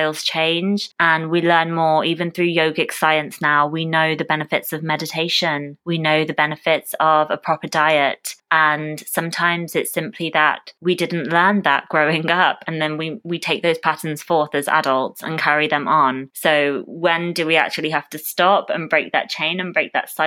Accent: United Kingdom; I was born and raised in the UK.

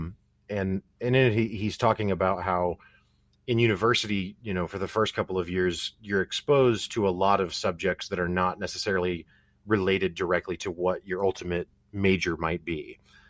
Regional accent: Missouri, United States; I'm from Missouri in the Midwest

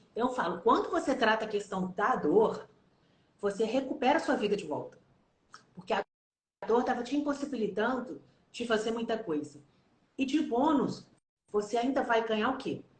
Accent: Minas Gerais, Brazil; Eu sou mineira

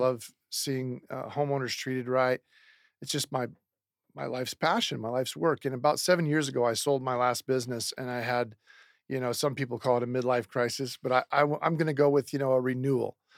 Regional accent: Seattle, Washington, United States; now in Phoenix, United States; I'm from Seattle, Washington originally.

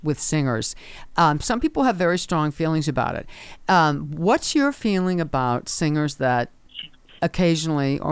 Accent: Washington, District of Columbia, United States; I'm from Washington, D.C.

